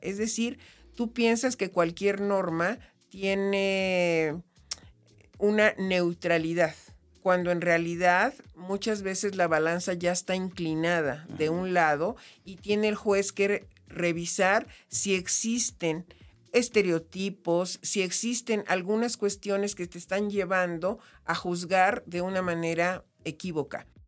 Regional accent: Comitán, Chiapas, Mexico; yo soy chiapaneca, nací en Comitán

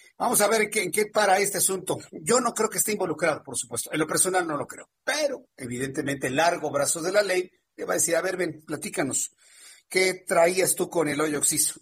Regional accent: Mexico; como cualquier mexicano

